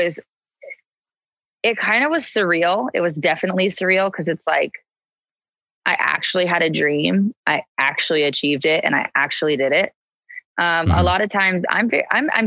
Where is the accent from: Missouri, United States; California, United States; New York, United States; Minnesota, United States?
California, United States; San Diego; now in Los Angeles, United States; I grew up in San Diego, which is just 2 hours south